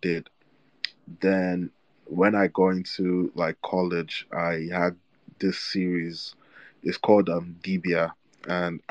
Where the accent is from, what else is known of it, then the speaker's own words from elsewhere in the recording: Nigeria; also born or lived in Egypt; now in Chicago, United States; I'm a kid living in Nigeria